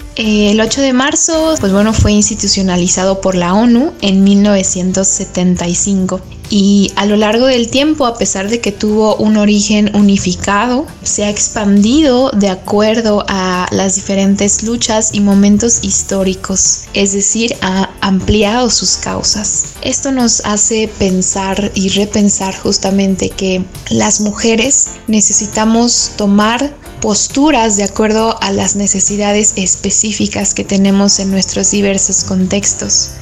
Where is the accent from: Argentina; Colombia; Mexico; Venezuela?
Mexico; como mujeres mexicanas